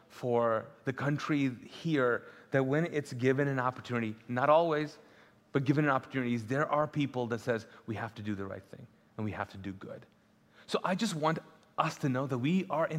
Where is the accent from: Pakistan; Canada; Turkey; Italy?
Pakistan; first language Urdu; English is a second language; now in Charlotte, United States; I'm Pakistani, neighboring country